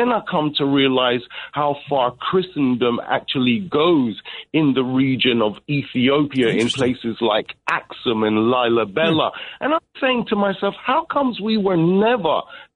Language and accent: English; London, United Kingdom; I'm from Brixton, London. I'm my parents are Jamaican